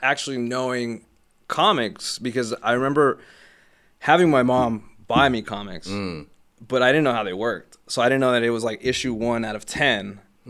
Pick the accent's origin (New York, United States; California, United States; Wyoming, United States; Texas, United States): California, United States; Los Angeles; growing up in Hollywood too